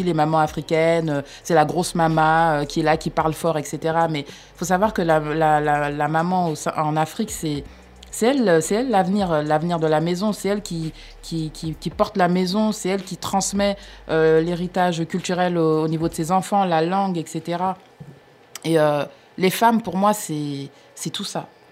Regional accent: France; je suis née, j'ai grandi en France

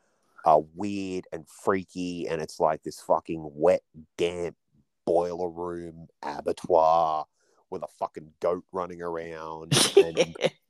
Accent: Australia; as an Australian kid

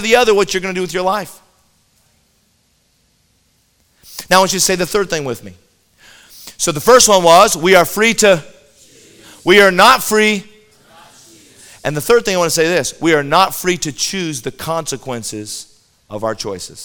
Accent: Colorado, United States; I grew up in Colorado

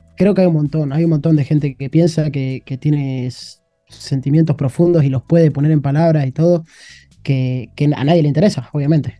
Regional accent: Argentina; moved away as an adult; now in China; me encanta estar en mi país

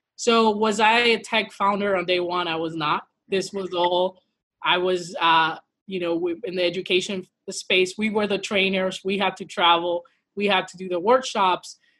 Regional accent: Midwest, United States; now in St. Louis, United States; Afro Latina uh, from, from the mi- Midwest. I'm quarantining currently from St. Louis, Missouri

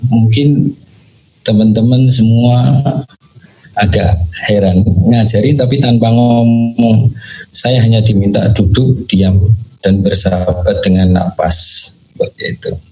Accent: Surakarta, Central Java, Indonesia; born there; Saya lahir eh, di Surakarta atau tepatnya di Solo. Saya nomor dua dari tujuh bersaudara.

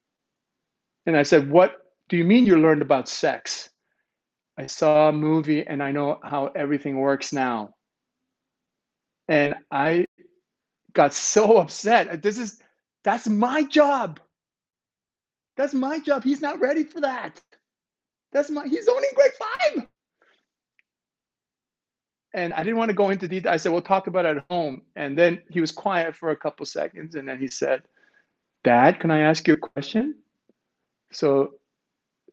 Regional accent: Ontario, Canada; now in Vancouver, Canada; I'm from Ontario

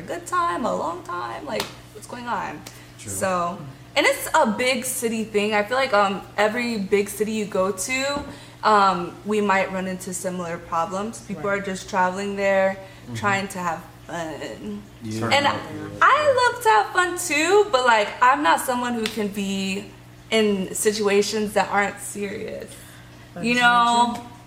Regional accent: West Palm Beach, Florida, United States; now in Miami, United States; I'm not from here. I'm from West Palm.

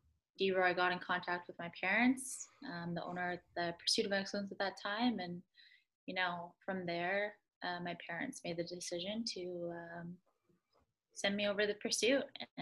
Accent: Boston, Massachusetts, United States; I'm from Boston. I got to know that, so.

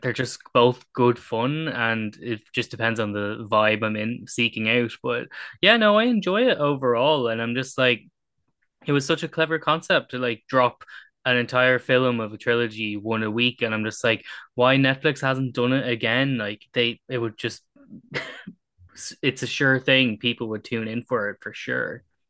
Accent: Ireland; as an Irish person

